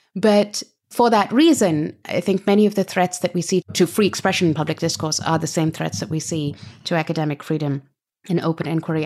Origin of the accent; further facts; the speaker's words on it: Pakistan; moved away as an adult; also born or lived in Britain; now in United States; I grew up in Pakistan under a whole series of military dictatorships